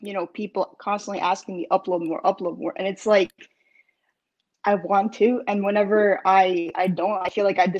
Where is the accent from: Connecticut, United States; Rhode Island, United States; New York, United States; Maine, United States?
New York, United States; Brooklyn; I'm from Brooklyn, New York.